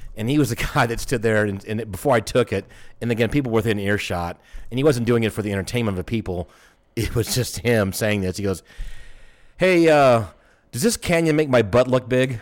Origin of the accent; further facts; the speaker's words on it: Atlanta, Georgia, United States; I'm from Atlanta